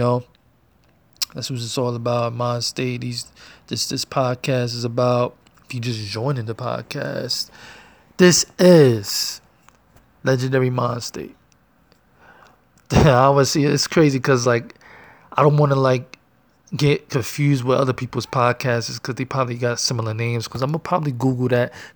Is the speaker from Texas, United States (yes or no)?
no; New York City, New York, United States; I'm from Harlem, New York, feel me? Born and raised